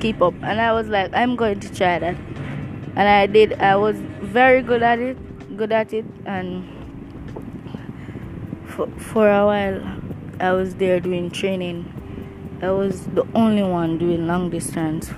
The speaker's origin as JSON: {"language": "English", "country": "Jamaica", "said": "I'm Jamaican."}